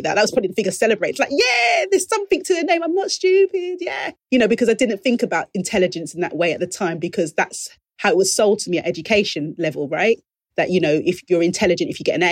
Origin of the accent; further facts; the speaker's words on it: London, United Kingdom; my lived experience as a young girl growing up in the East End of London